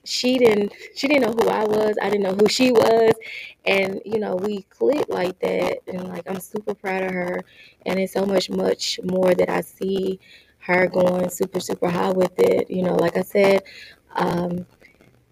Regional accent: Crystal Springs, Mississippi, United States; now in Phoenix, United States; I am from Crystal Springs, Mississippi, and I relocated to Phoenix, Arizona in 2017.

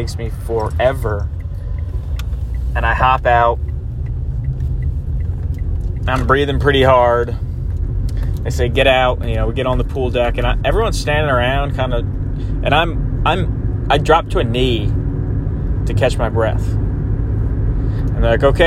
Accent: Jersey Shore, New Jersey, United States; I grew up in the Jersey Shore

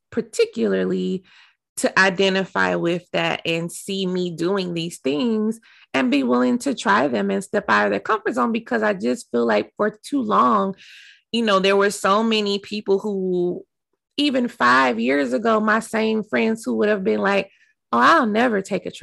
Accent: Dallas, Texas, United States; moved away; Dallas, which is my hometown. That's where I'm from

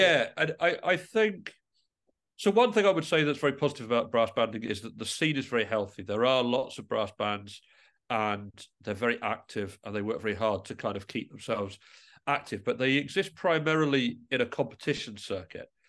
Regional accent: England, United Kingdom; now in Midlothian, United Kingdom; I am originally from England, but I moved to Midlothian, and I live very close to the Scottish Mining Museum

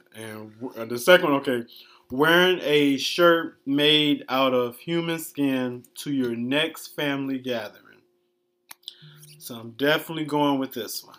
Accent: Detroit, Michigan, United States; moved away as an adult; now in Miami, United States; born and raised in Detroit, Michigan.

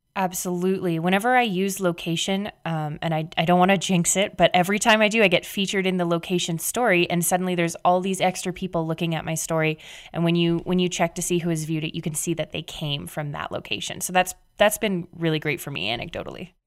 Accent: Canada; I'm Canadian

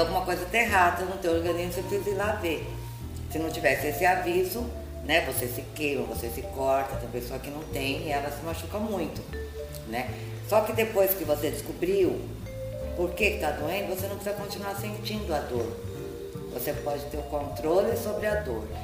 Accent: São Paulo, Brazil; now in Peruíbe, Brazil; eu sou de São Paulo, agora estou morando em Peruíbe

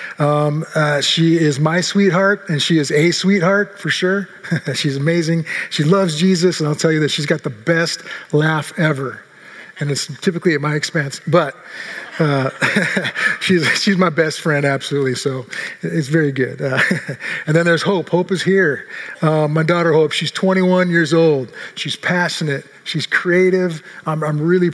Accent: Seattle, Washington, United States; now in Redmond, United States; I grew up in Seattle since 1967

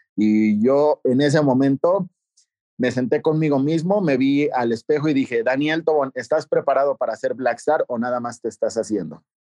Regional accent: Toluca, State of Mexico, Mexico; moved away as an adult; also born or lived in Guadalajara / Aguascalientes; Yo soy originario de Toluca, Estado de México, pero no inicié aquí

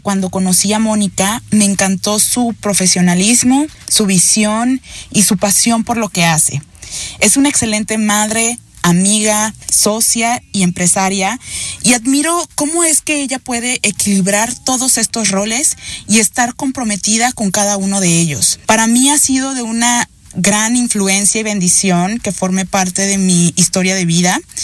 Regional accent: Veracruz, Mexico; Soy del puerto de Veracruz, México

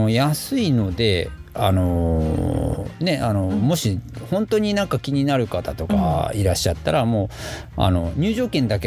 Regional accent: Kyushu, Japan; also born or lived in Tosu, Saga; 僕ずっと九州育ちで九州暮ら

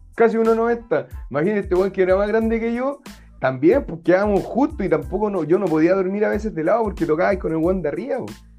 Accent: Chile; somos chilenos

